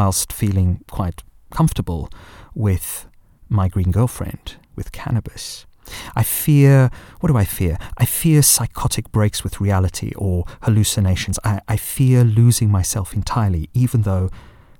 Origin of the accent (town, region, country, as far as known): South Africa; born or raised there